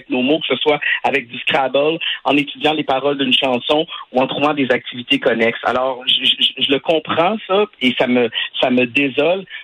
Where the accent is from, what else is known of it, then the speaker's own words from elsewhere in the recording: Quebec, Canada; c'est une de mes fiertés de dire que je suis du Québec, que je parle français. Je ça fait partie de mon de mon identité. Je suis un francophone, francophile.